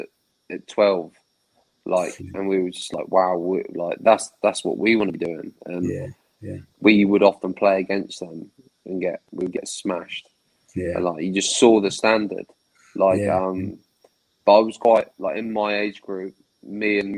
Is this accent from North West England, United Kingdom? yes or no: no; Southampton, South East England, United Kingdom; I was born in Southampton, raised in Southampton